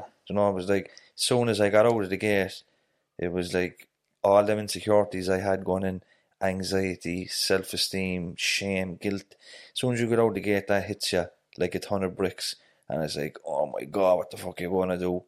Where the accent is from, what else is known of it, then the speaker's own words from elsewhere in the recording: Dublin, Leinster, Ireland; moved away; also born or lived in Cork; I'm originally from Dublin. I've a lot of family in Dublin